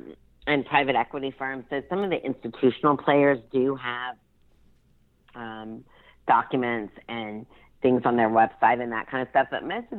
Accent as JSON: {"language": "English", "town": "Baton Rouge", "region": "Louisiana", "country": "United States", "tie": "born there", "said": "Well, I was born in Baton Rouge, Louisiana, so I am a Southern woman"}